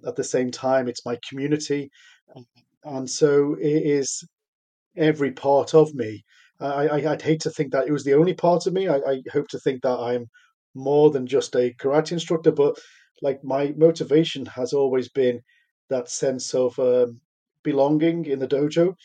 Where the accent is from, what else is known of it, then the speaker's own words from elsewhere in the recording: Liverpool, North West England, United Kingdom; I grew up in Liverpool